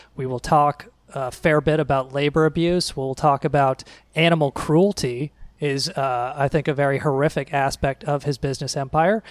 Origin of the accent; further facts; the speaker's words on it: United States; as an American